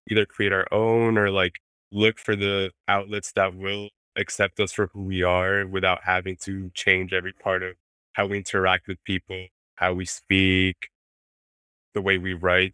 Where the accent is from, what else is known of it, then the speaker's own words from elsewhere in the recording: Mexico City, Mexico; first language Spanish; English is a second language; moved away; I was raised in Mexico City